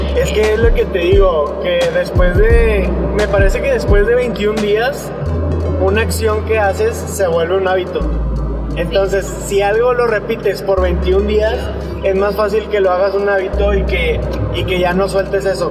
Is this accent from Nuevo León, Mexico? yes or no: yes; Monterrey, Nuevo León, Mexico; Somos de Monterrey